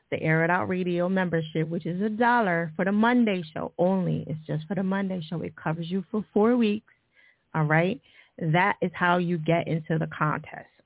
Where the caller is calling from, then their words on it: Detroit, Michigan, United States; I'm calling from Detroit, of course.